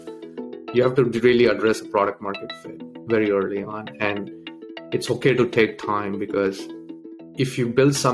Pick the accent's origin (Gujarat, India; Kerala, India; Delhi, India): Delhi, India; English is a second language; also born or lived in Tamil Nadu, India; When I was around 8, I moved to Delhi